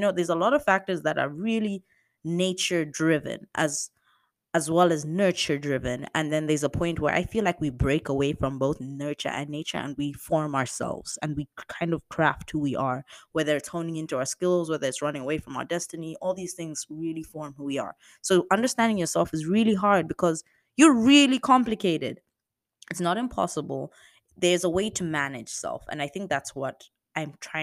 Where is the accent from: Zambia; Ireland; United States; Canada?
Zambia; moved away as an adult; I'm from Zambia